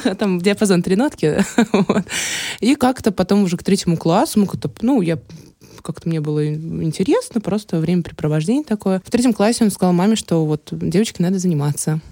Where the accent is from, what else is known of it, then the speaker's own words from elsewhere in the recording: Saint Petersburg, Russia; also born or lived in Ukraine / Khmelnytskyi Oblast; сама я родом с Украины. С двух лет я живу в Санкт-Петербурге.